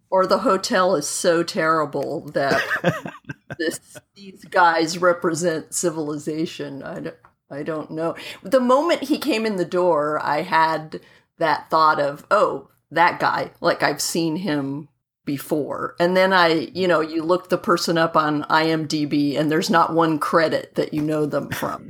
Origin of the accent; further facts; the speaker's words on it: Southern California, United States; when I was about, let me see, 13, growing up in Southern California